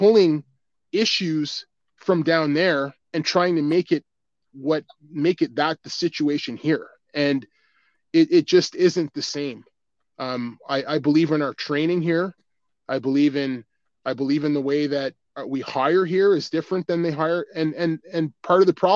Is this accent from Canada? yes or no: yes; Ottawa, Ontario, Canada; I grew up right near Ritchie.